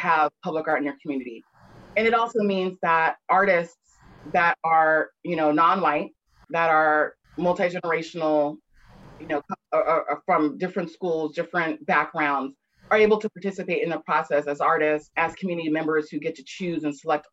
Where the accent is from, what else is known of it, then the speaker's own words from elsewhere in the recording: Atlanta, Georgia, United States; I'm born and raised in Atlanta